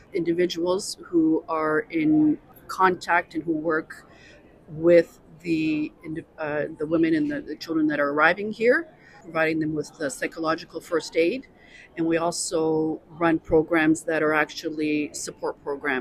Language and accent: English; Toronto, Ontario, Canada; I am also of Ukrainian background, although I was born here in Canada.